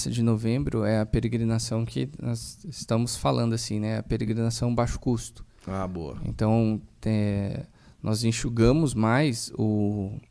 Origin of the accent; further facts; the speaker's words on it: Brazil; É que nós somos do Brasil, né? É. E não tem comida melhor que a nossa.